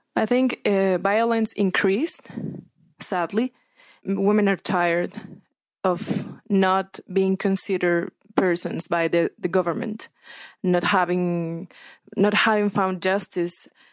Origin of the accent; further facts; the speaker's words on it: Sinaloa, Mexico; I'm from Sinaloa